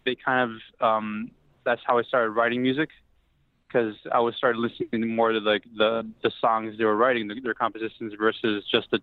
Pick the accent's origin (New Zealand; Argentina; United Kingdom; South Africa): Argentina; moved away as an adult; also born or lived in Toronto, Canada; now in New York City, United States; I was born in Toronto. And we actually moved to Argentina when I was 1 year old, so I lived there for 22 years.